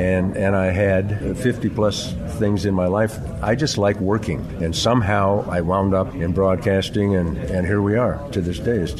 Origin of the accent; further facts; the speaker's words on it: Evanston, Illinois, United States; moved away; also born or lived in Klamath Falls, Oregon / Redding, California / Salt Lake City, Utah; I grew up in Chicago, Illinois. No, Evanston, actually.